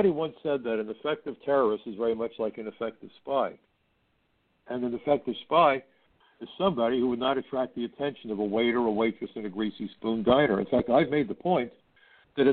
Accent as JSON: {"language": "English", "town": "New York City", "region": "New York", "country": "United States", "said": "I'm from Brooklyn, and where I come from"}